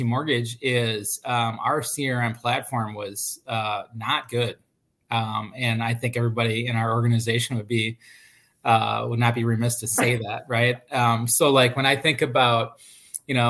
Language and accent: English; Minnesota, United States; I'm born and raised in Minnesota